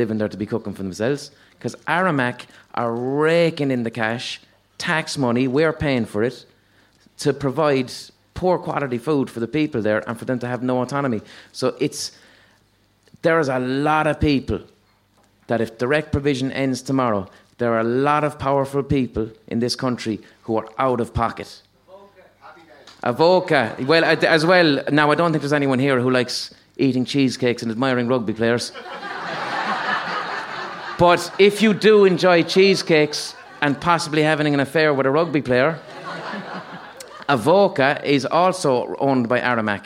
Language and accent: English; Limerick, Munster, Ireland; I'm from Limerick